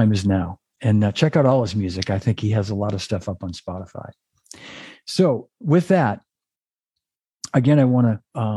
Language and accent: English; Melrose, Massachusetts, United States; We grew up together in Melrose, Massachusetts